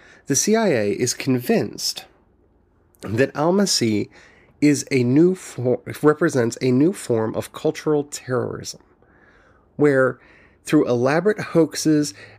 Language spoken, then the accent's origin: English; United States; growing up in the United States